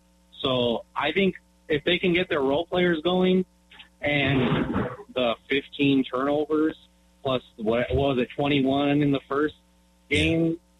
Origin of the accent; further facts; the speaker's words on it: California, United States; I was born and raised out in Cali.